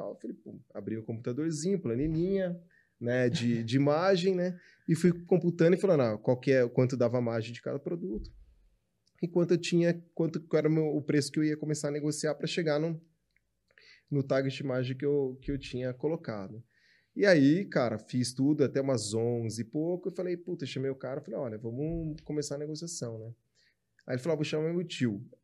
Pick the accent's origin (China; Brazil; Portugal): China; ele tá pegando coisas que eu também, cara, eu como chinesa não, não como tanto